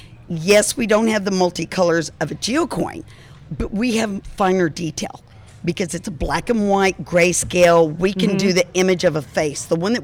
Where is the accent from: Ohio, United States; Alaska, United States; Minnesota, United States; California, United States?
Alaska, United States; Alaska, my home state